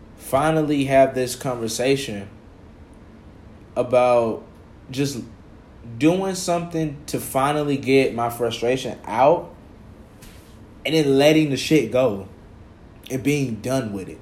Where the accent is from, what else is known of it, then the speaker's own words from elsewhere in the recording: College Park, Georgia, United States; also born or lived in Atlanta, Georgia; I'm from the South Side, bro. College Park, Georgia